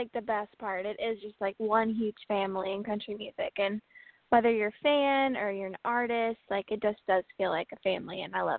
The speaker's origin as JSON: {"language": "English", "town": "Paris", "region": "Illinois", "country": "United States", "said": "I'm from Paris, Illinois. It's a great, great town."}